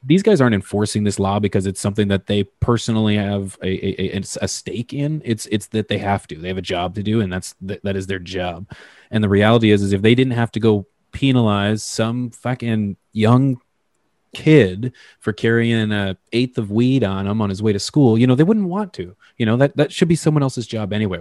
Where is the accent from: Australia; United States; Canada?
Canada; I mean that as a Canadian